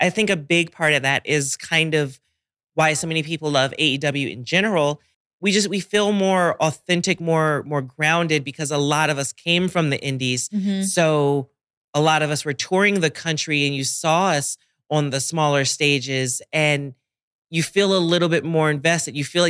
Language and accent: English; Washington, District of Columbia, United States; I literally was stuck in DC and I love my hometown to death, but I genuinely couldn't leave for like 2 months